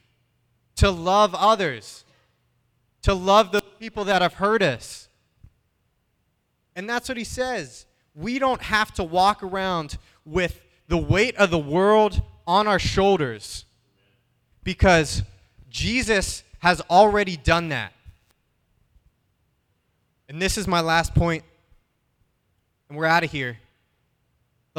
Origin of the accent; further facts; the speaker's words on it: Pittsburgh, Pennsylvania, United States; I'm from Pittsburgh